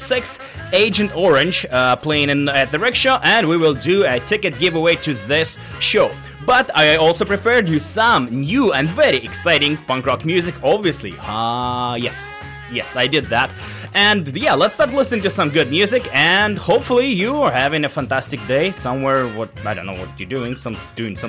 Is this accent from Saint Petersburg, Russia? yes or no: no; Novosibirsk, Novosibirsk Oblast, Russia; moved away as an adult; now in Vancouver, Canada; back home in my hometown, Novosibirsk, Russia.